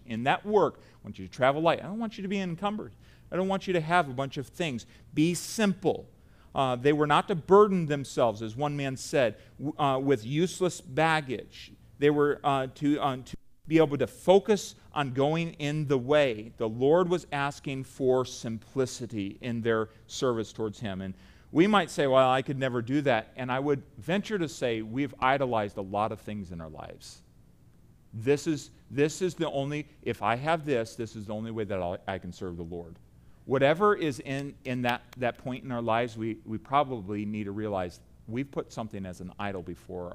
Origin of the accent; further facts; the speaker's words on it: United States; I say that as an American